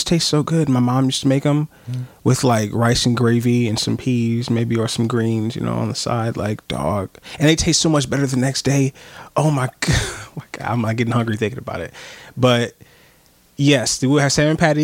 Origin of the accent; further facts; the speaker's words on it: Pontiac, Michigan, United States; I'm from Michigan.